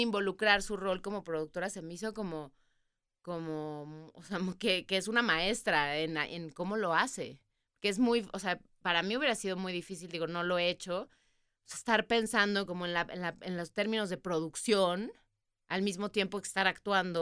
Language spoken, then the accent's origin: Spanish; Mexico; moved away as an adult; also born or lived in England / New York; Y yo como buena mexicana